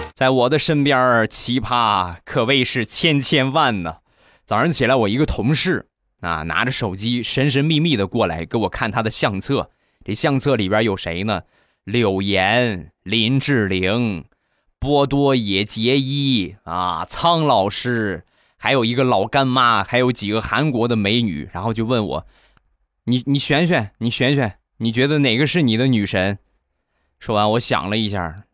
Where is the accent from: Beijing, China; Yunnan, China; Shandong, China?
Shandong, China; Rizhao; 我们家乡的特产，日照绿茶